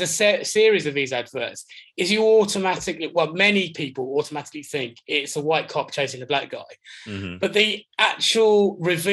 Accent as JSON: {"language": "English", "region": "London", "country": "United Kingdom", "tie": "born or raised there", "also_born_or_lived": "Hull / Whitstable, Kent", "said": "I came back to live with my real mother and my stepfather when I was just after my 10th birthday. So I grew up in Ealing"}